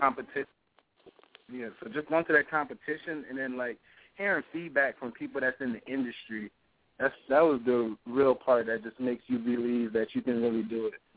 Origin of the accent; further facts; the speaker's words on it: Hartford County, Connecticut, United States; I'm from Connecticut, the Hartford County area